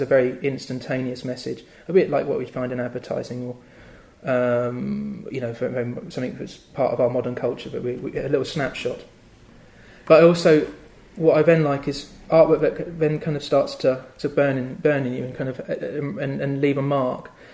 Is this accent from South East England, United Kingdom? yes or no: no; the Fens, East of England, United Kingdom; also born or lived in London; now in Cambridge, United Kingdom; I grew up in the Fens, which is a very flat area of land.